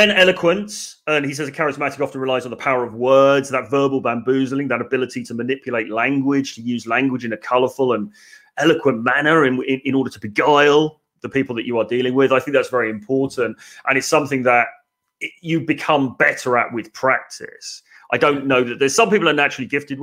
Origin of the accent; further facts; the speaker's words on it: England, United Kingdom; being English